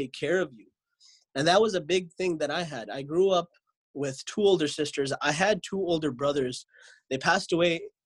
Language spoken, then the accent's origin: English; Lodi, New Jersey, United States; moved away; I grew up in America, in New Jersey. The place I grew up was Lodi, New Jersey.